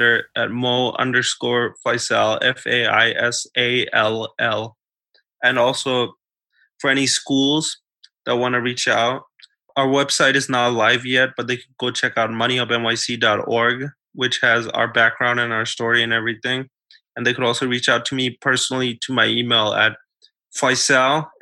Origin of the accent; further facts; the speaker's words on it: New York City, New York, United States; kids like me and like the kids that I grew up with in New York City